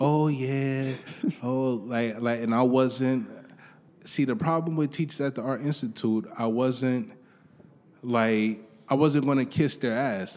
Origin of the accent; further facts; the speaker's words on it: New York City, New York, United States; I grew up in Harlem, went to high school